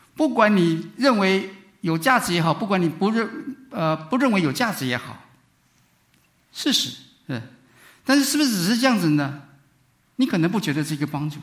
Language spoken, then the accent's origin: Chinese; Taiwan; moved away as an adult; now in United States; 我是从台湾过来， 念书的时候